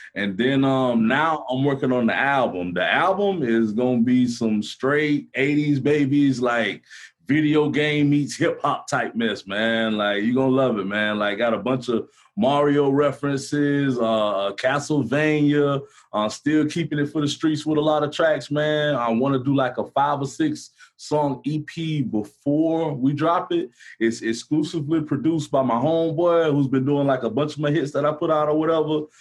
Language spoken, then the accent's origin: English; Gainesville, Florida, United States; I'm from Gainesville